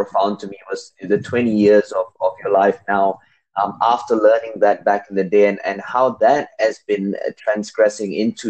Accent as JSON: {"language": "English", "country": "Malaysia", "moved": "yes", "said": "I'm originally from Malaysia"}